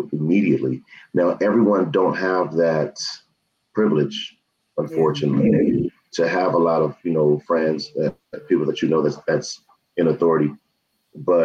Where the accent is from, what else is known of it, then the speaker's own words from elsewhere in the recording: Los Angeles, California, United States; now in Las Vegas, United States; I'm from South Central